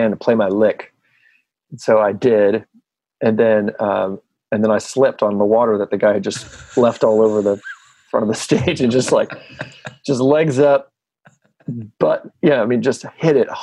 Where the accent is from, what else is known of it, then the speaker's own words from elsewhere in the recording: Normal, Illinois, United States; moved away; I came back to my hometown